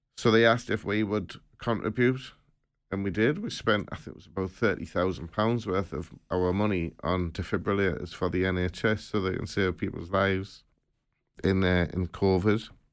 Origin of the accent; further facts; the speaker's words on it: Sunderland, North East England, United Kingdom; from Sutherland